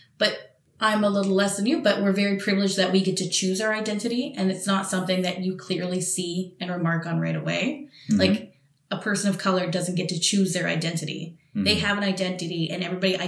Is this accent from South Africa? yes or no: no; British Columbia, Canada; now in Montreal, Canada; I was born in BC.